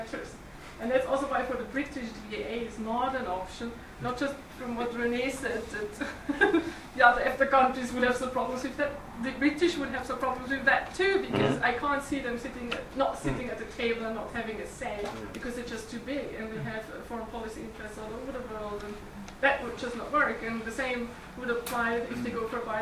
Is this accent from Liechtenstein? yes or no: yes; Liechtenstein; I am from Liechtenstein